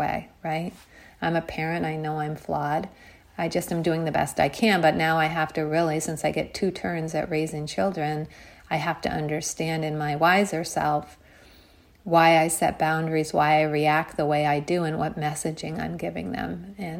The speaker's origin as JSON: {"language": "English", "country": "United States", "tie": "born or raised there", "said": "a girl growing up in America"}